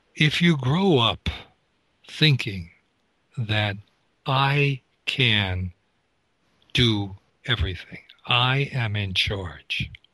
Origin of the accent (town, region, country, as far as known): United States